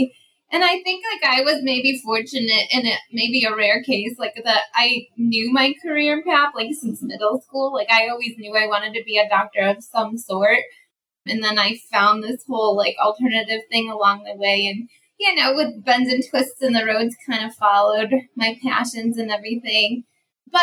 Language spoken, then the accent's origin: English; the Finger Lakes, upstate New York, United States; now in Jacksonville, United States; Well, I'm from upstate New York. I'm from the Finger Lakes. And now I live in sunny Jacksonville, Florida.